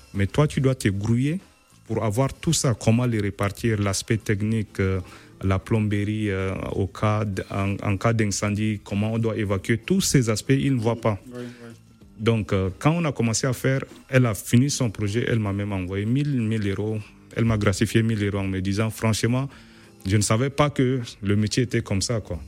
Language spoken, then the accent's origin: French; Chad; moved away as an adult; also born or lived in Nigeria / Poland; now in Kraków, Poland; moi je suis né en Afrique